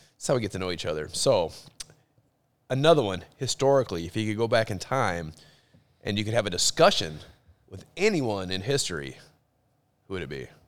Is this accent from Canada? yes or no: no; Dallas, Texas, United States; moved away; when I was a kid, I grew up in Dallas.